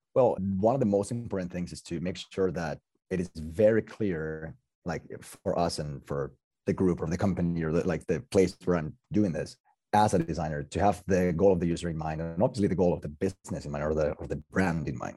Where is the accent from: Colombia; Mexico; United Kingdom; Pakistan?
Colombia; Bogotá; English is a second language; moved away; also born or lived in France / Italy / United States; I'm from Colombia and I'm from Bogota.